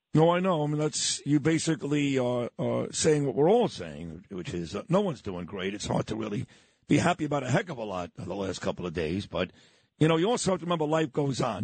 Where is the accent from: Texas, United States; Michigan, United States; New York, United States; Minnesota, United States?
New York, United States; New York City; the neighborhood I grew up in in Brooklyn, New York.